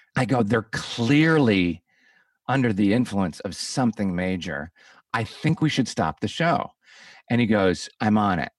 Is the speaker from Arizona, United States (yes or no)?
no; Chicago, Illinois, United States; I'm from Chicago